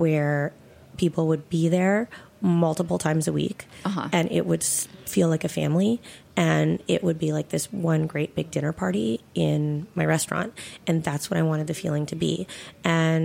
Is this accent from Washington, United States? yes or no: yes; Seattle, Washington, United States; moved away as an adult; now in New York City, United States; I grew up in Seattle, so blackberries grow like weeds out there